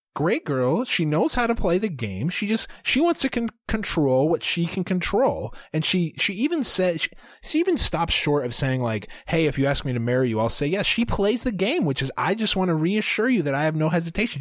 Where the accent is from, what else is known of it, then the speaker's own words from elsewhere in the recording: Arkansas, United States; that's my home, people forget that's my home state